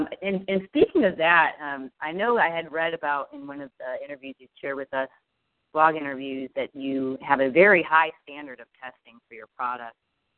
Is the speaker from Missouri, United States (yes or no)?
no; Ohio, United States; moved away; also born or lived in Indiana; I grew up in the Ohio, but I remember when I lived in Indiana